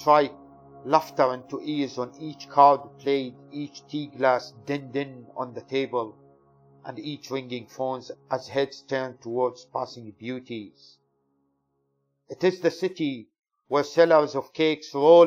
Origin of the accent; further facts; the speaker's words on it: Syria; now in United Kingdom; I'm British Syrian poet of Kurdish origin